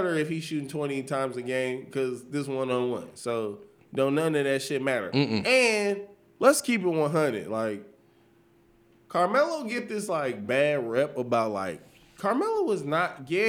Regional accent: Los Angeles, California, United States; I'm from Los Angeles

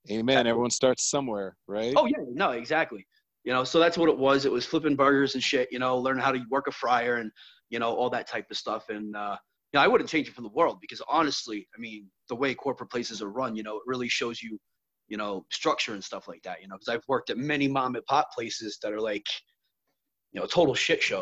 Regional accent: Brooklyn, New York, United States; born there; So uh, I was born in Brooklyn, New York, back in 1979

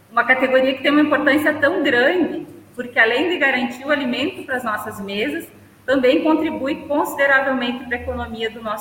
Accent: Gramado dos Loureiros, Rio Grande do Sul, Brazil; Eu, que sou natural de Gramado dos Loureiros, fiquei muito feliz

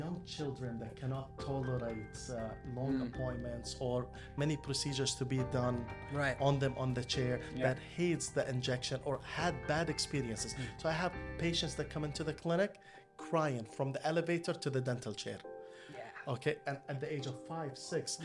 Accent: Kuwait; I'm from Kuwait

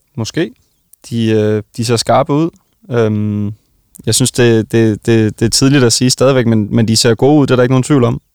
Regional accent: Vejle, Southern Denmark, Denmark; jeg kommer jo fra Vejle

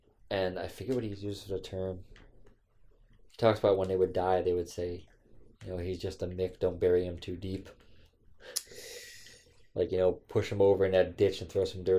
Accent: United States; because I'm a white Irish. American.

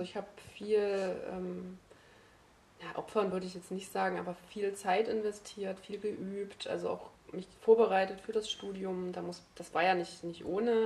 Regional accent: Brandenburg, Germany; also born or lived in Dresden; now in Leipzig, Germany; ursprünglich komme ich aus Brandenburg

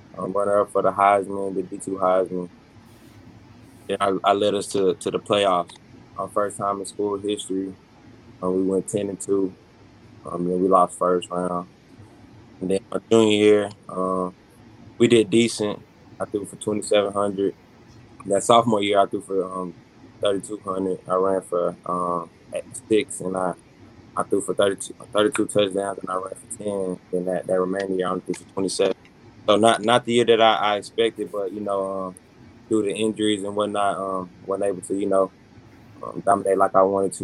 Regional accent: Dallas, Texas, United States; from Dallas, Texas. Out there, I played football since I was 3 years old. My dad was my coach since I was little

